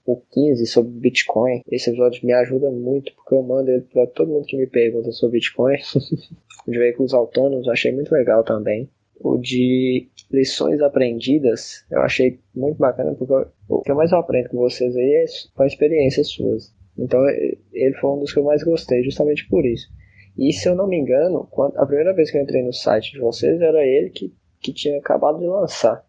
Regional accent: Montes Claros, Minas Gerais, Brazil; sou da cidade de Montes Claros, que fica no norte de Minas Gerais

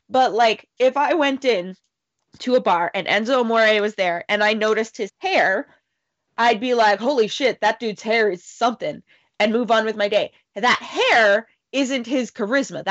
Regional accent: Canada; I'm Canadian

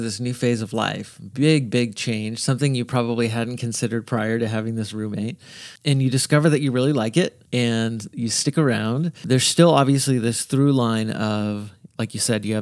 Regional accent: United States; As an American

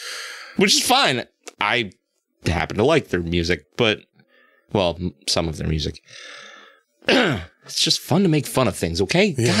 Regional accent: United States; Listen, I'm an American.

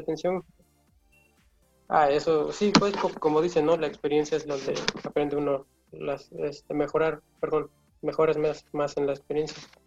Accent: San Carlos, Puebla, Mexico; soy de San Carlos

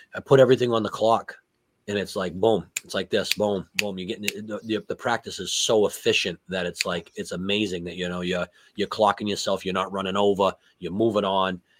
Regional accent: New England, United States; growing up in New England, you, you, hate the Jets, you hate the Bills

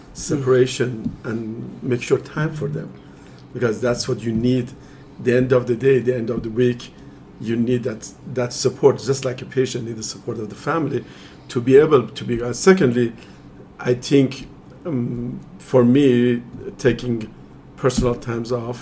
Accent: Iran; moved away as an adult; I'm originally from Iran

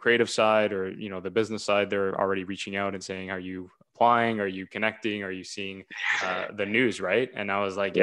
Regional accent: Toronto, Ontario, Canada; I'm from Toronto.

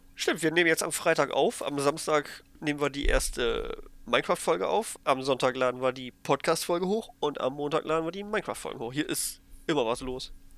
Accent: Germany; schon drei Deutsche mindestens. Also mich

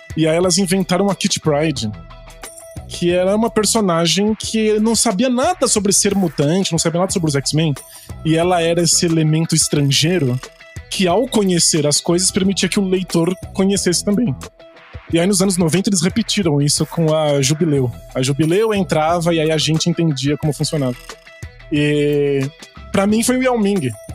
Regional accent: Brazil; como brasileiro

